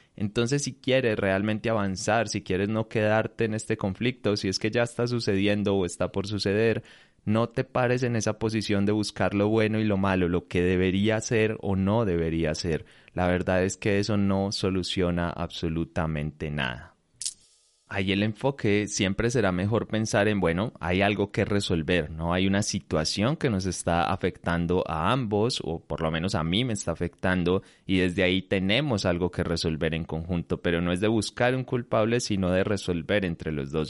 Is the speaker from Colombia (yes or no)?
yes; Colombia; acá en mi país, en, en, Colombia